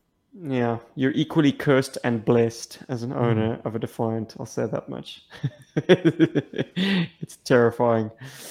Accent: Kansas, United States; when I was a young … growing up in Kansas

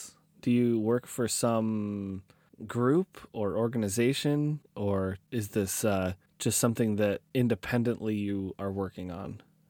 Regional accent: Oregon, United States; I'm from Oregon myself, so I should have known.

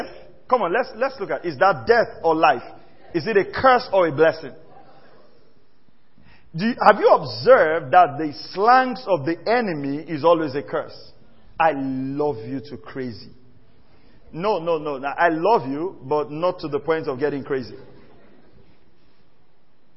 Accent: Warri, Delta, Nigeria; I grew up in Warri and I speak very fluent pidgin English.

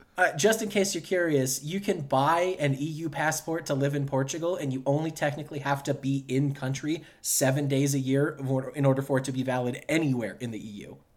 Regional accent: United States; you and I are both very proud Americans

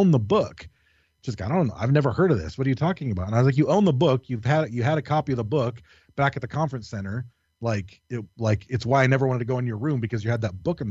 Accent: Michigan, United States; moved away; also born or lived in California; we grew up in Michigan, we grew up in a really fucking haunted, creepy-ass place

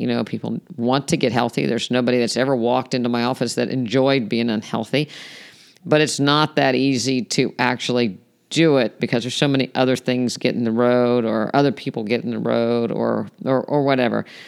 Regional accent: West Virginia, United States; I grew up in West Virginia

